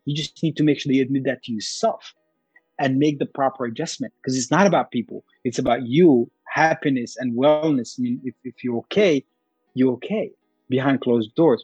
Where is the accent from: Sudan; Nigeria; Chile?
Sudan; now in United States; I'm very proud to be Sudanese. I walk around talking it. I don't, I don't walk, I mean, I walk around with my specific accent